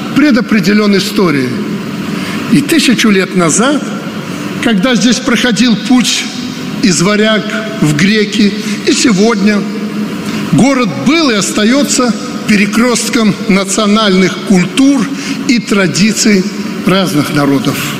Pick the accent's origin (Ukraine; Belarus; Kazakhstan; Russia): Belarus; Мы, белорусы